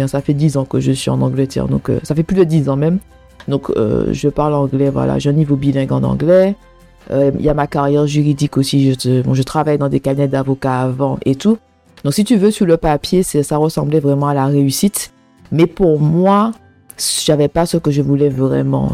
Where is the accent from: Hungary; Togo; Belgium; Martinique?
Martinique; moved away as an adult; also born or lived in England; now in United Kingdom; je viens de la Martinique, un pays ensoleillé un pays qui, ressemble à un paradis. La Martinique, c'est vraiment un paradis, c'est beau. Les, je dis pas que c'est parfait, hein. il n'y a, y a aucun endroit, il y a aucun pays qui est parfait, d'accord, mais c'est vraiment mon pays de naissance, mon pays natal